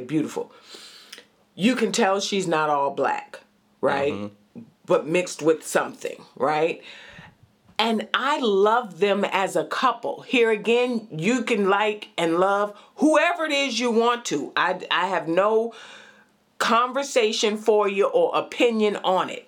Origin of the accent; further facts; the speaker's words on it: White Plains, New York, United States; also born or lived in Brooklyn, New York / Manhattan, New York / Bronx, New York; White Plains, New York